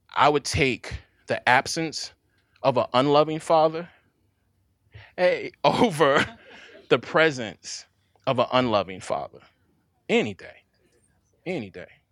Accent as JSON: {"language": "English", "town": "Jackson", "region": "Mississippi", "country": "United States", "said": "I'm from Jackson. I'm not from the rural parts of the state"}